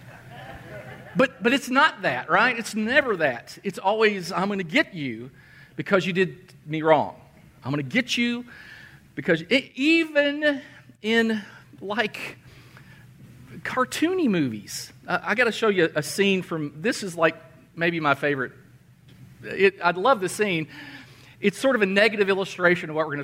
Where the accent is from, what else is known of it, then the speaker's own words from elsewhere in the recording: Danville, Kentucky, United States; My hometown is Danville, Kentucky. That's where I grew up.